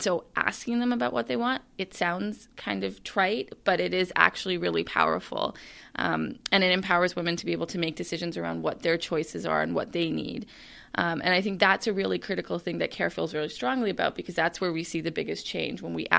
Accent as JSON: {"language": "English", "country": "Canada", "said": "One of the things I find is that, you know, I'm a Canadian."}